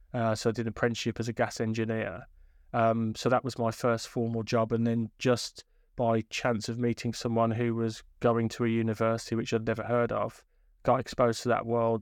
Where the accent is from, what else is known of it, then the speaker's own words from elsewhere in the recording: Birmingham, West Midlands, United Kingdom; come from inner city Birmingham, went to lots of different schools